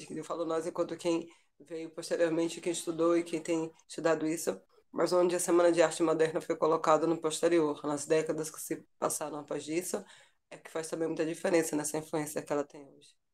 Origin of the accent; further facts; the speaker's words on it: Sertão of Bahia, Brazil; now in Salvador, Brazil; E estou em Salvador, embora seja do sertão da Bahia